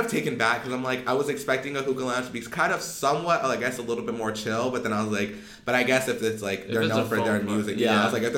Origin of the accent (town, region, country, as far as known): Arizona, United States; born or raised there; also born or lived in Pasadena, California / Monrovia, California / Rosemead, California / Pomona, California